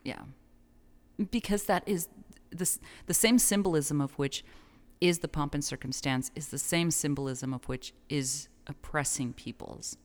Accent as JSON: {"language": "English", "town": "El Paso", "region": "Texas", "country": "United States", "tie": "born or raised there", "said": "my hometown"}